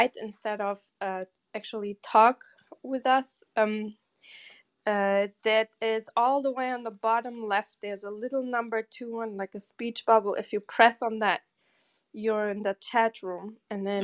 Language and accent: English; Germany; moved away as an adult; also born or lived in Portugal / Cape Cod, United States; now in New York City, United States; I grew up most of the time in Germany